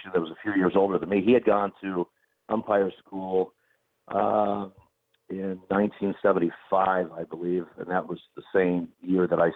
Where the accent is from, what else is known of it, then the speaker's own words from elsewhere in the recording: Eugene, Oregon, United States; I grew up in Eugene, Oregon.